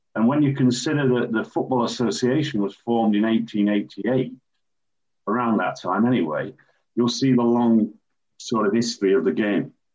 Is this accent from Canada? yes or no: no; Sheffield, Yorkshire and the Humber, United Kingdom; as a youngster growing up in Sheffield, city where I was born and still live